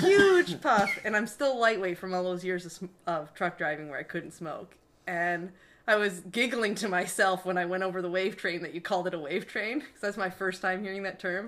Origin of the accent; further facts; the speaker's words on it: Marine City, Michigan, United States; I'm from Marine City, Michigan, a little town